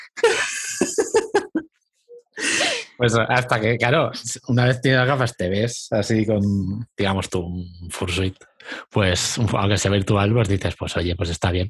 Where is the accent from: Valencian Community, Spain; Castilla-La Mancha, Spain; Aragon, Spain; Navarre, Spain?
Valencian Community, Spain; Castellón de la Plana; soy de España, de, de Valencia, no, Castellón